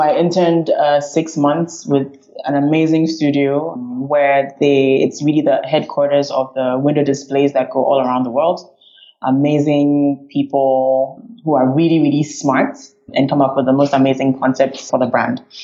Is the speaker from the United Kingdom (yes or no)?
no; Ghana; also born or lived in France / United States; now in Mauritius; I'm originally from Ghana, which is the west on the west coast of Africa